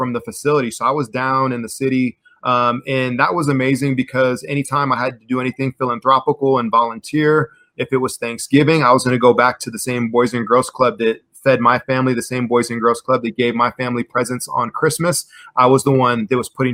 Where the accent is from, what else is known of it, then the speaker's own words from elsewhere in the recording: Santa Cruz, California, United States; also born or lived in Chicago / Nigeria; when I was 10, right after the Bears won the Super Bowl in 85, we moved to Santa Cruz, California.